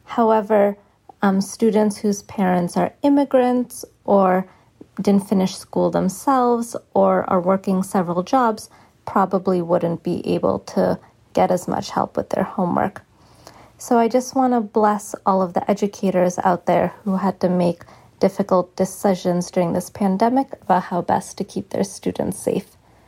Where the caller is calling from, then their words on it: Boston, Massachusetts, United States; I am calling from Boston.